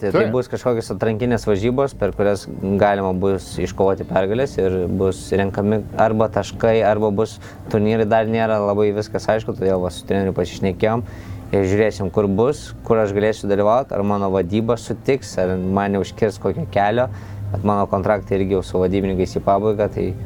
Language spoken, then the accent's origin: Lithuanian; Kaunas, Kaunas County, Lithuania; esu iš Kauno.